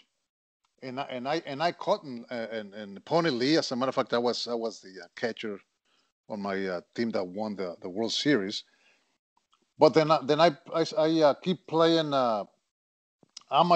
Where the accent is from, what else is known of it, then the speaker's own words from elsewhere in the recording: Monterrey, Nuevo León, Mexico; moved away as an adult; I grew up in Monterrey, Mexico